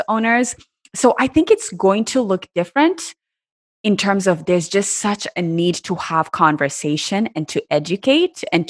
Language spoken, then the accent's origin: English; Kenya; moved away as an adult; also born or lived in Iowa, United States; now in United States; I was born and raised in Kenya